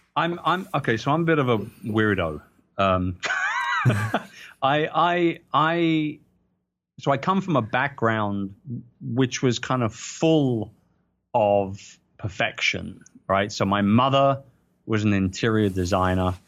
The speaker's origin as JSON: {"language": "English", "region": "London", "country": "United Kingdom", "tie": "born or raised there", "said": "I'm a proud Brit. People know I'm a proud Brit, and this is in my hometown. It's in London"}